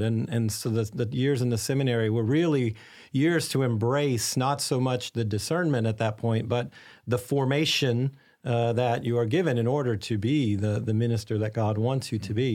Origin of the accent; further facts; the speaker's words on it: Arkansas, United States; now in St. Augustine, United States; I was raised in a ca, a very Catholic family in a small town in Arkansas